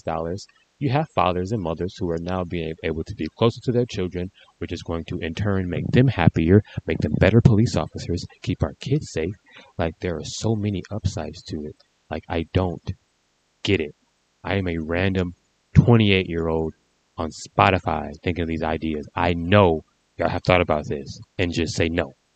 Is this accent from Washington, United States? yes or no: no; Detroit, Michigan, United States; I'm from Detroit